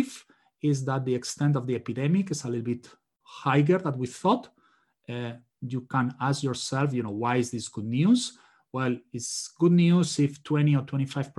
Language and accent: English; Spain; now in United States; I'm originally from Spain